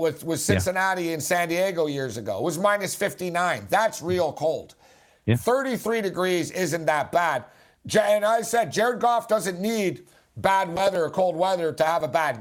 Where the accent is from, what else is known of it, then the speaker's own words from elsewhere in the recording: Montreal, Quebec, Canada; moved away; also born or lived in Las Vegas / Los Angeles; I'm from Montreal, which is not really Canada. It's Quebec. Although I haven't lived there